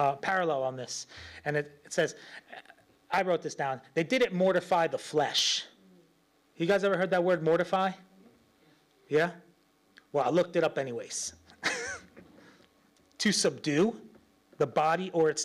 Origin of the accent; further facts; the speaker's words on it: New York, United States; I'm from New York